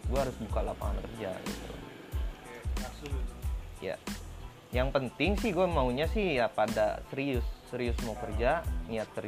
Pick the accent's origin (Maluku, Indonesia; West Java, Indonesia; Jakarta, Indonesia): West Java, Indonesia; Singaparna; ini gue orang Singaparna sebenarnya